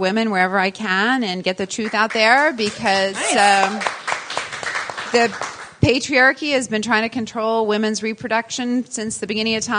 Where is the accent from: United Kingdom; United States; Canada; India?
Canada; Winnipeg, Manitoba; moved away; I am from Winnipeg, Canada. I was born there, and I was raised there.